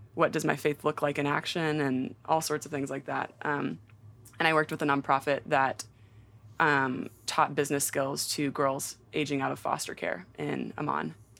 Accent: Nashville, Tennessee, United States; I'm just conveniently from Nashville

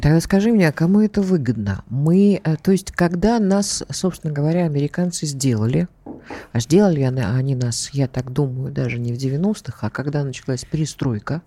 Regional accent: Moscow, Russia; born or raised there

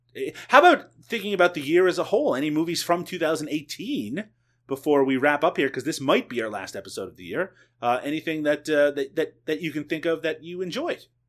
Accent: Canada; I am Canadian

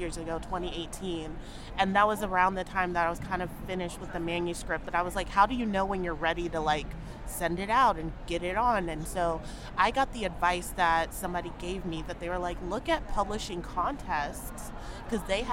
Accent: Cincinnati, Ohio, United States; growing up, I grew up in Ohio.

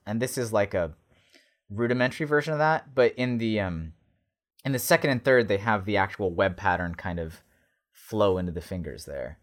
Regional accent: United States; Americans, yeah, we have the bag in the cup.

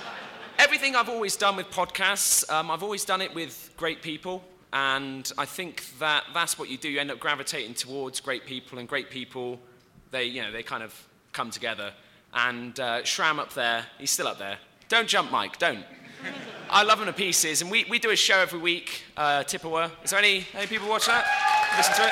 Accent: England, United Kingdom; I'm English.

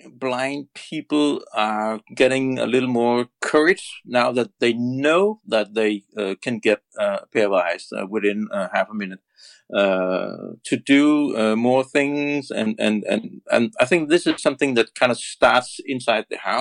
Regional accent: Denmark; I'm from Denmark, and Denmark is a very small country. We are only 5 million

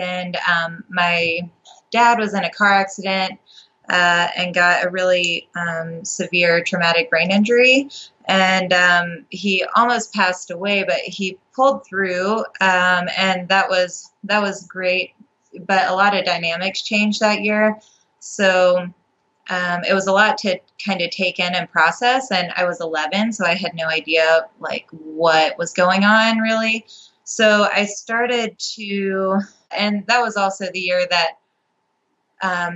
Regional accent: Appalachian Mountains, Virginia, United States; I grew up in Virginia in the United States. It's in the Appalachian Mountains

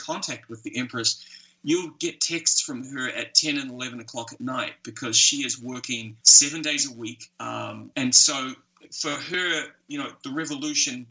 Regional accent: New Zealand; I grew up in New Zealand.

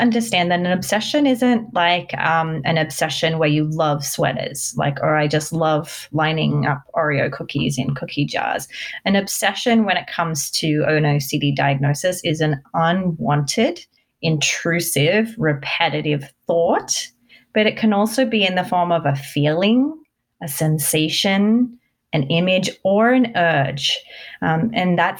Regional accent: Australia; moved away as an adult; now in United States; I'm actually Australian, but I moved to America when I was 20

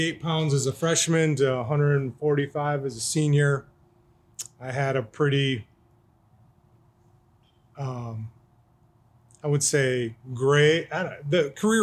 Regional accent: Owatonna, Minnesota, United States; I was born and raised in Owatonna

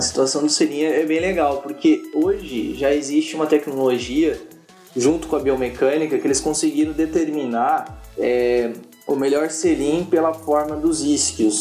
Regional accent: Sengés, Paraná, Brazil; a cidade de Sem Paraná, onde eu nasci

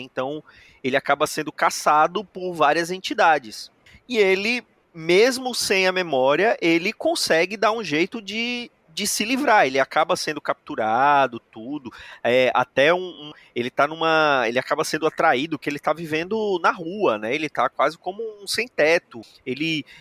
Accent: Brazil; somos brasileiros

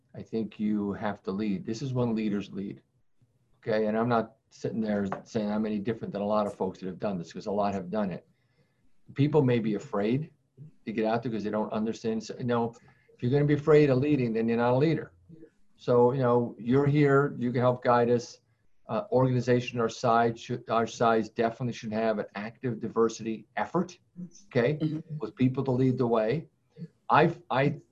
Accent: Worcester, Massachusetts, United States; I hail from the Worcester area

